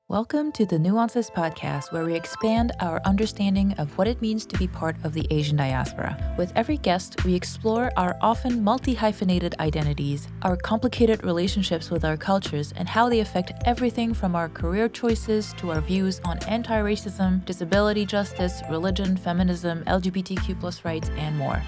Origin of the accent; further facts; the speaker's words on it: Toronto, Ontario, Canada; I'm originally from Toronto as well